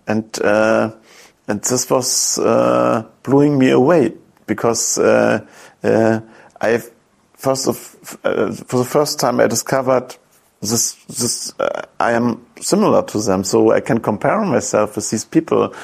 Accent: East Germany, Germany; English is a second language; when I grew up in East Germany, these resistance fighters were always superheroes

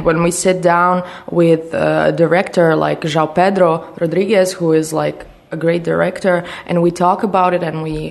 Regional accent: Croatia; in my city that like has like 25,000 to 30,000 people, my hometown, there's no cinema

